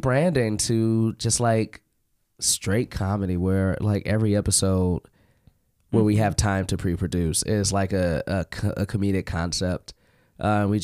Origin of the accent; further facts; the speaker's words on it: Chicago, Illinois, United States; I'm from Chicago.